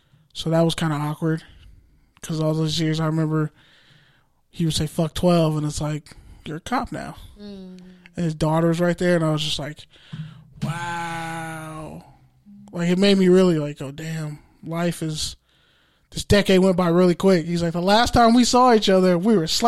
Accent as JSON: {"language": "English", "town": "Oakland", "region": "California", "country": "United States", "said": "I'm from East Oakland"}